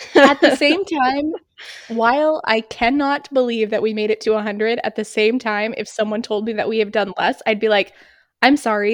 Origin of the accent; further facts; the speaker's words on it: New Hampshire, United States; my hometown in New Hampshire